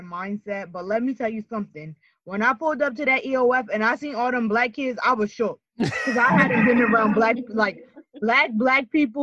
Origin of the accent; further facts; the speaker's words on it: Camden, New Jersey, United States; I'm from Camden, but I've grown up more suburban than anything.